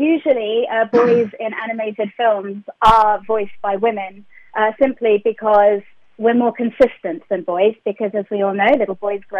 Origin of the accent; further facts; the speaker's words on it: London, United Kingdom; I'm from West London. I'm from the nice part.